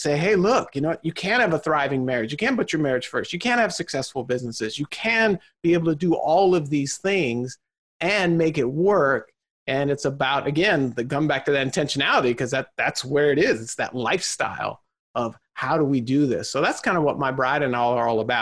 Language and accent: English; Southern California, United States; born and raised in Southern California